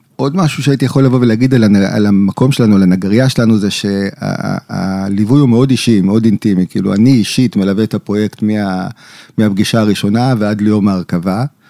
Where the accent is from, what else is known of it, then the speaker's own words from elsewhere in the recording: Jerusalem, Jerusalem District, Israel; אני יליד ירושלים, אני דור שביעי בירושלים